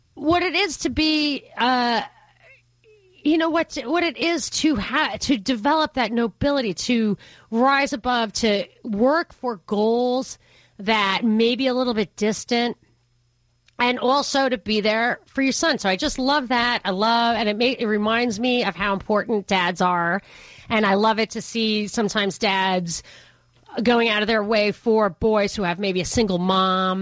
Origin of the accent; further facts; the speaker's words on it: Rockland County, New York, United States; I'm from Rockland County, New York